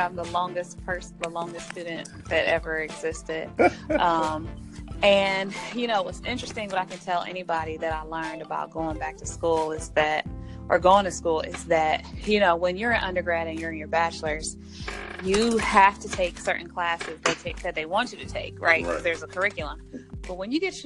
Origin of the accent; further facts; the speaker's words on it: Columbus, Ohio, United States; also born or lived in Washington, D.C.; I'm a native of Columbus, Ohio